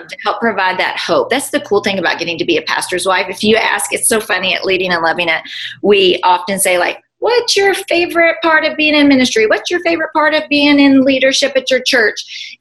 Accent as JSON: {"language": "English", "country": "United States", "also_born_or_lived": "Bowling Green", "lives_now": "Nashville, United States", "said": "we're all American"}